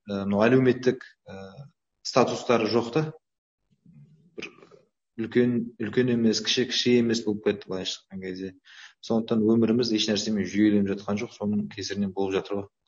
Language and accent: Kazakh; Kazakhstan; мен қазақ ретінде қазақстандық ретінде